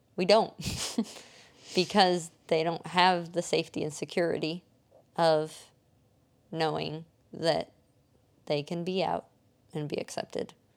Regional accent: Indiana, United States; When I was a kid playing soccer growing up in Indiana

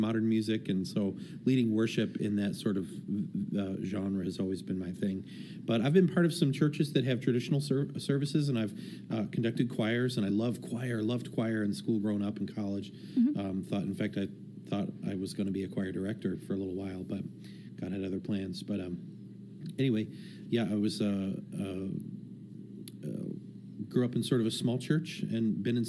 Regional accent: Detroit, Michigan, United States; moved away; I'm from Detroit area, born and raised, and probably for the first half of my life or so

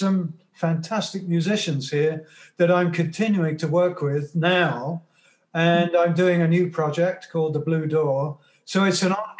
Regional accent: England, United Kingdom; now in Toronto, Canada; my childhood in England, when I was growing up in England.

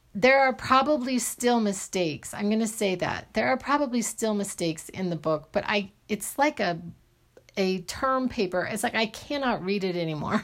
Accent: Arizona, United States; I grew up in Arizona

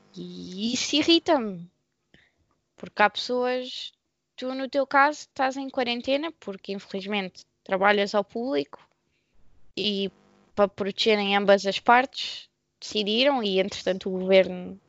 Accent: Portugal; Eu sou portuguesa

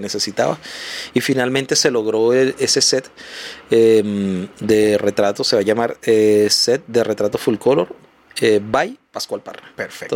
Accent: Venezuela; moved away as an adult; now in Chile; porque soy venezolano, yo entré aquí hace siete años

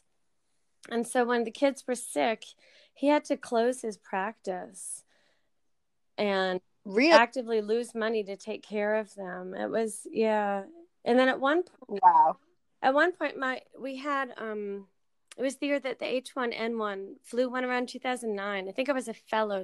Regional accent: Connecticut, United States; also born or lived in Tennessee; now in Texas, United States; I am from Connecticut. I am a New Englander. I am displaced New Englander

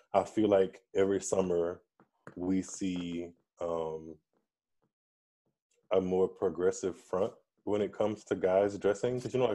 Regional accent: Louisiana, United States; I'm from Louisiana

